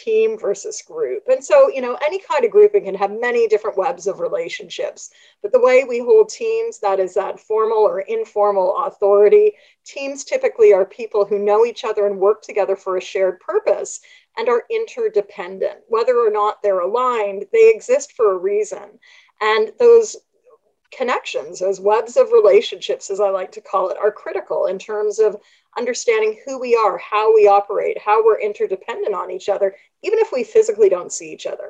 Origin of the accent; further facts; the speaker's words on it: Canada; I'm Canadian